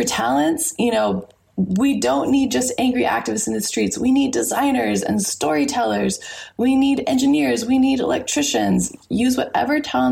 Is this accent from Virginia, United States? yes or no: no; Texas, United States; moved away as an adult; now in Fiji; I grew up in Texas